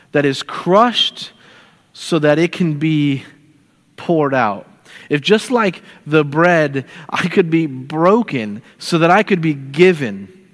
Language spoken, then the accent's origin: English; St. Petersburg, Florida, United States; moved away as an adult; also born or lived in Nashville, Tennessee / South Portland, Maine; I'm from St. Petersburg, Florida, which is in Tampa Bay